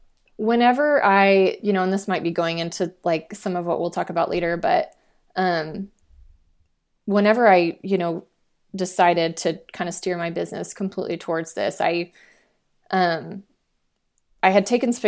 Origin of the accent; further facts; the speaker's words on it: Fort Worth, Texas, United States; So I'm from Fort Worth and I, you know, I have a lot more connections kind of in that area.